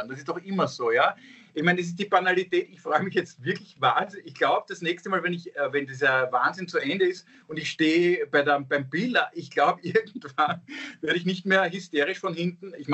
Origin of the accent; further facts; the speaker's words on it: Austria; ich bin auch Österreicher, wir gewinnen auch manchmal.